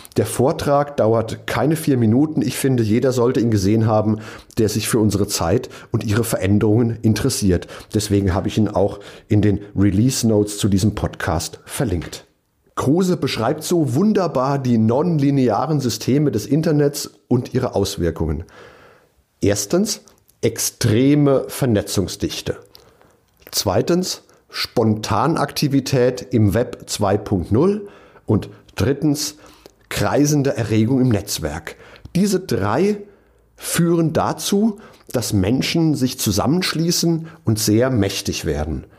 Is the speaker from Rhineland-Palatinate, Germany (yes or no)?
yes; Mainz, Rhineland-Palatinate, Germany; in meiner Heimatstadt